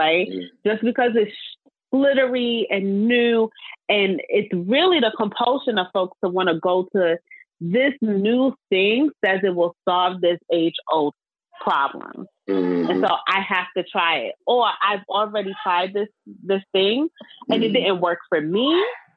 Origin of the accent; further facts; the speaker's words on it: New York City, New York, United States; I am a Black woman from Brownsville, Brooklyn